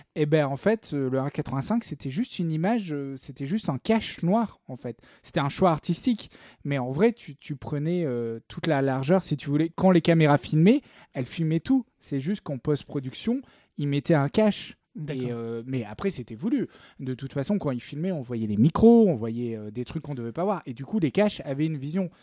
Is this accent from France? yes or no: yes; the South, southern France, France; je suis, du Sud